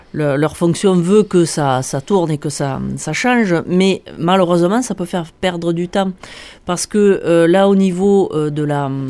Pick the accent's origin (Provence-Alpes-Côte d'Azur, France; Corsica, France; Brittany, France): Provence-Alpes-Côte d'Azur, France; now in Gard, France; je suis originaire de Provence et j'habite dans le Gard